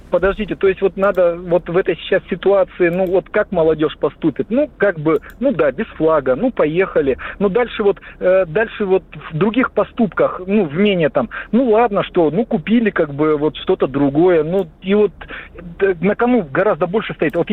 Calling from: Prokhladny, Kabardino-Balkaria, Russia; Здравствуйте, я из города Прохладного, Кабардино-Балкария.

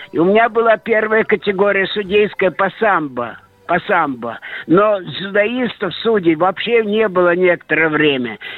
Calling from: Saint Petersburg, Russia; Я звоню из Ленинграда.

